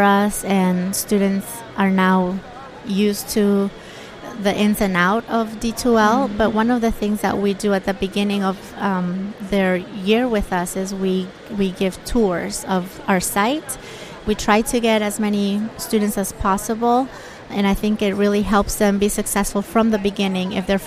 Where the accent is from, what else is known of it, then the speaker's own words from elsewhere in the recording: Bolivia; now in United States; I was born and raised in Bolivia, South America. And 16 years ago, I came to America to go to school